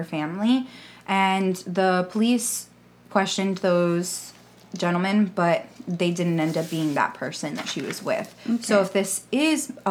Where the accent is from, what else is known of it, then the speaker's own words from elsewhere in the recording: South Florida, United States; we're from Florida, we're from South Florida